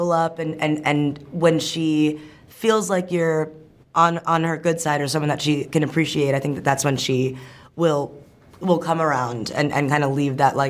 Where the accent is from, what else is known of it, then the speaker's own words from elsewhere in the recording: New York City, New York, United States; I'm from New York City